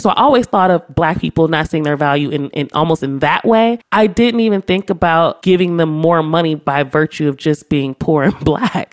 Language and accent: English; Los Angeles, California, United States; I grew up in South Central my entire life